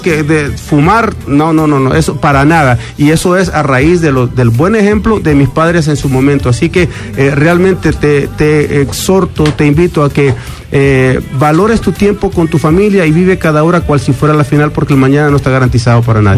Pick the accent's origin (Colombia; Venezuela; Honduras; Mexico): Honduras; also born or lived in New York, United States; now in Miami, United States; cantante hondureño porque soy un catracho